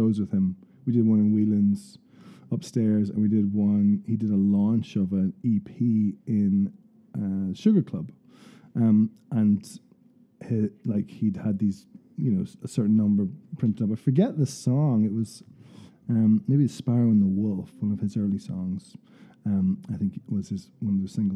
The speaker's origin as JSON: {"language": "English", "town": "Portadown", "region": "Northern Ireland", "country": "United Kingdom", "said": "from home in Portadown"}